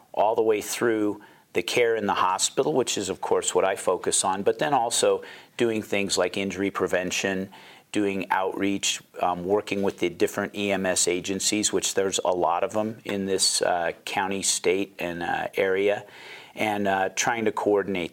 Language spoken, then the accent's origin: English; Pocatello, Idaho, United States; also born or lived in Seattle, Washington; I'm actually originally from Pocatello, grew up here.